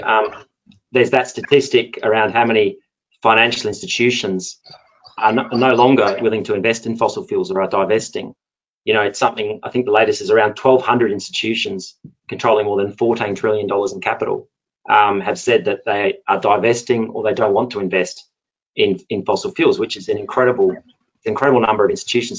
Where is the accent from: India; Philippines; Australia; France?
Australia; Perth, Western Australia; accent: Perth; moved away as an adult; also born or lived in Singapore / South Korea / Japan; now in London, United Kingdom; my accent is a Perth accent, um, very much an oil and gas town